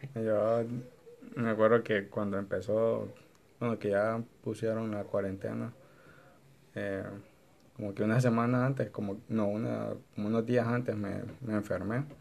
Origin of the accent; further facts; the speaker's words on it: Honduras; nosotros como hondureños